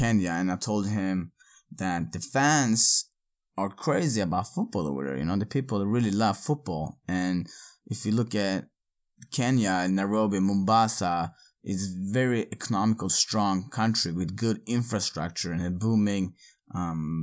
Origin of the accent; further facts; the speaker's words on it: Örebro, Örebro County, Sweden; moved away; Örebro, my hometown